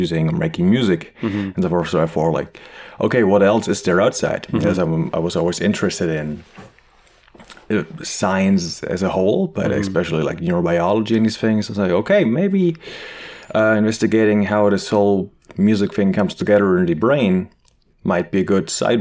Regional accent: Germany; English is a second language; moved away as an adult; also born or lived in Leipzig, Germany / Marburg, Germany; now in Montreal, Canada; I'm originally from Germany, as you might be able to hear very well. I try my best to not sound as harsh as I used to.

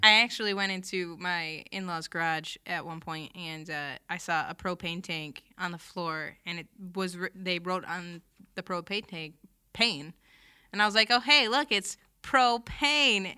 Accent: Bay City, Michigan, United States; So, I grew up in Bay City, um, Creative Catholic

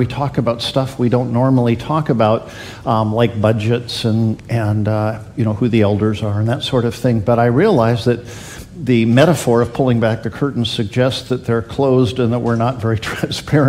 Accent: Canada; moved away as an adult; also born or lived in Washington; Barb and I went to Queen Elizabeth High School when we grew up in Canada

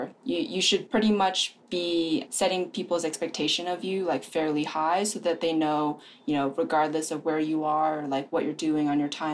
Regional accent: East Coast, United States; moved away as an adult; having grown up on the East Coast

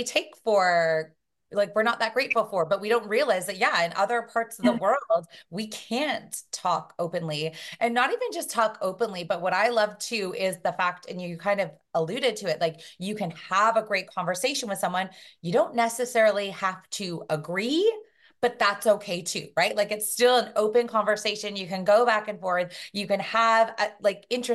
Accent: Brampton, Ontario, Canada; also born or lived in Toronto; I grew up just outside of Toronto, so in Brampton

